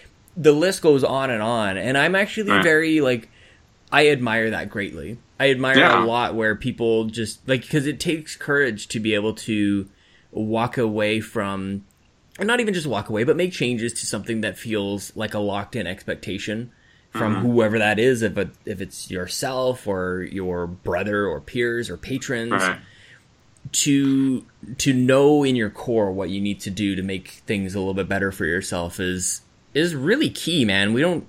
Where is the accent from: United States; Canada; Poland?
Canada; As a Canadian.